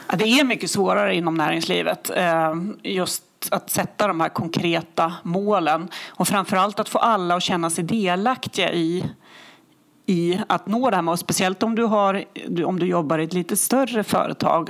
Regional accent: Härnösand, Västernorrland County, Sweden; Jag är ju uppvuxen i Härnösand.

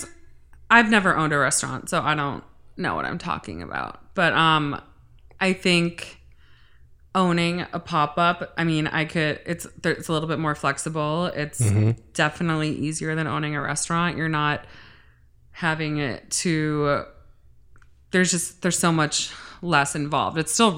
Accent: Cleveland, Ohio, United States; moved away as an adult; now in Los Angeles, United States; I grew up in Orange, which is Moreland Hills, Pepper Pike, Shaker Heights, the Jewish side of Cleveland.

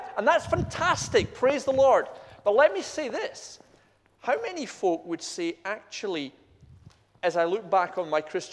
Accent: Scotland, United Kingdom; I'm Scottish.

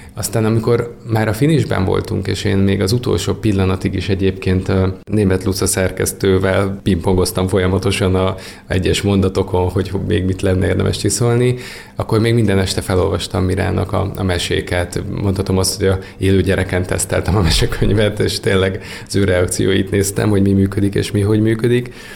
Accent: Nagytarcsa, Pest, Hungary; ahol én felnőttem

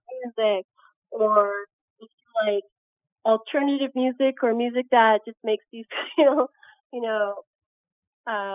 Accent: Camrose, Alberta, Canada; I grew up in a place called Camrose, a very small town in Alberta, by West Edmonton Mall.

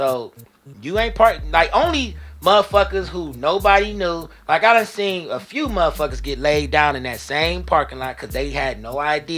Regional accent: Shaker Heights, Ohio, United States; Yeah, I'm from Shaker.

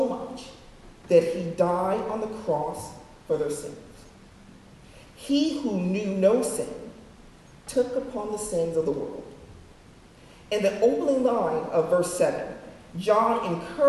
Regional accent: Woodland Hills, California, United States; moved away; in my home state of California. Actually, I lived in Woodland Hills, went to school in Woodland Hills

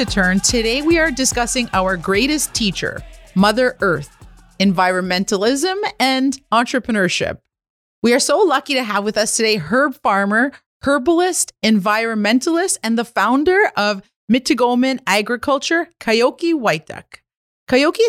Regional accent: Kitigan Zibi, Quebec, Canada; I'm an entrepreneur from Kitigan, Zibi, and Anishinaabeg

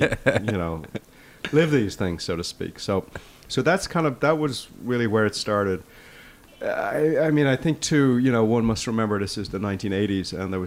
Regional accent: Dublin, Leinster, Ireland; now in New York City, United States; I grew up in Dublin, Ireland

